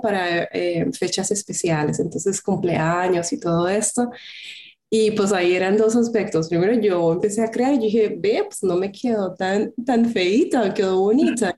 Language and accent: Spanish; Colombia; moved away as an adult; now in Germany; soy colombiana. En el 2013 me vine a Alemania a estudiar un máster